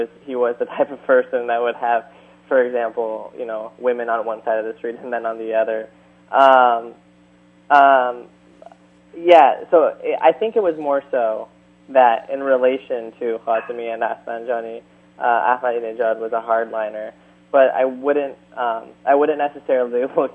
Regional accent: San Luis Obispo, California, United States; my hometown

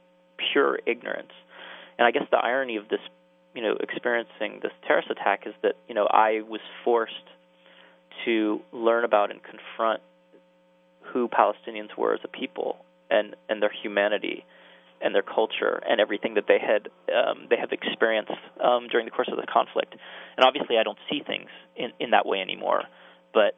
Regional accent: United States; also born or lived in Jerusalem; as an American Jew growing up

